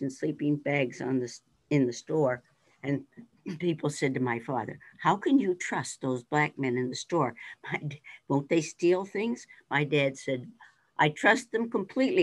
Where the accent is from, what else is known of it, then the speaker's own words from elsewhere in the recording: Mount Jewett, Pennsylvania, United States; I grew up in Mount Jewett